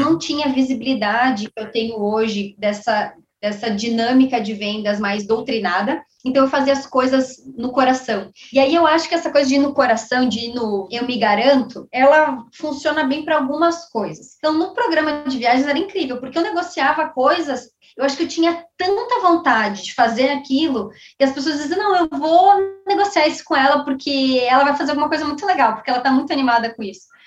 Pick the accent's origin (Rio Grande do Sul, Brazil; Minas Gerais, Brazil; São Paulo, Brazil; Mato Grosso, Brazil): Rio Grande do Sul, Brazil; Caxias do Sul; sou gaúcha, sou de Caxu, Rio Grande do Sul